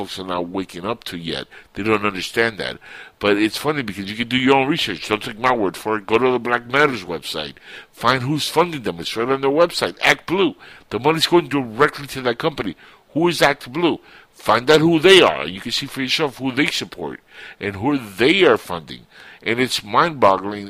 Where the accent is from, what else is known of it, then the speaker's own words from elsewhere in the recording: United States; also born or lived in Cuba; I was born in Cuba. I was raised in America